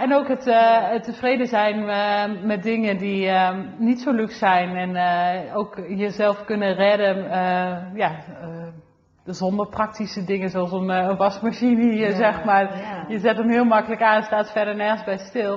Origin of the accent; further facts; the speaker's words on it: Olst, Overijssel, Netherlands; Ik ben eh, geboren in Olst. Ehm, in het dorp